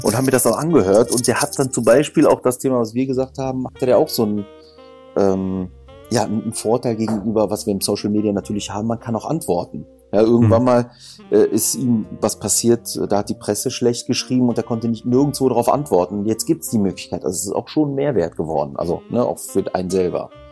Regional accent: Düsseldorf, North Rhine-Westphalia, Germany; ich bin in Düsseldorf geborener, aber ich habe halt äh, viel auch von der Griechenmentalität mit bekommen

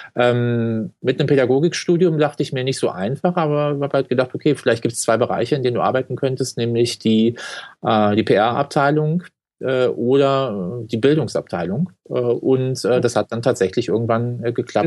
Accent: Cologne, North Rhine-Westphalia, Germany; bin äh, in der Nähe vom DLR groß geworden, in Köln-Porz

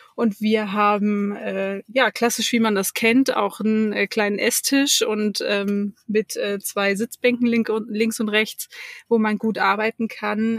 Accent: Hamburg, Germany; moved away; ich komme aus Hamburg

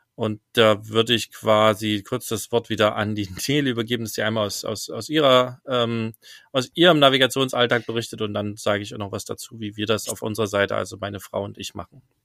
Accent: Germany; als Deutscher

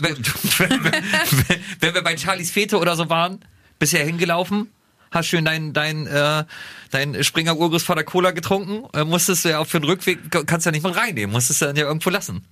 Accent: Germany; als Deutscher

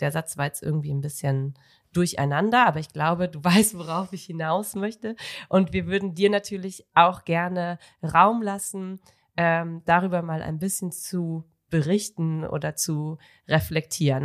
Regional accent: North Rhine-Westphalia, Germany; ich äh, komme ja vom Niederrhein

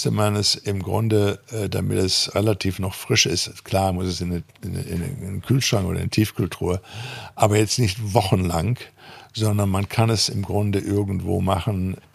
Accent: North Rhine-Westphalia, Germany; Erstmal machen, sagt man bei uns im Ruhrpott.

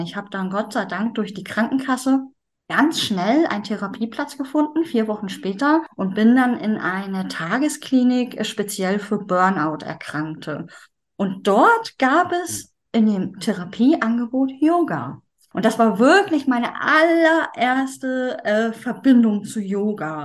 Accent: Schleswig-Holstein, Germany; Ich komme aus Norddeutschland, aus dem schönen Schleswig-Holstein

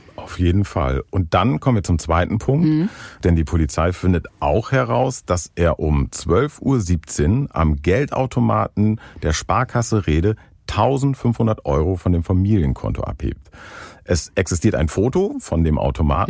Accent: Northern Germany, Germany; Ich als Norddeutscher

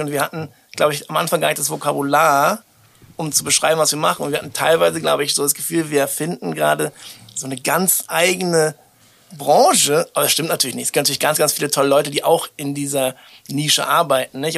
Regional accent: Berlin, Germany; wir kommen beide auch aus Berlin

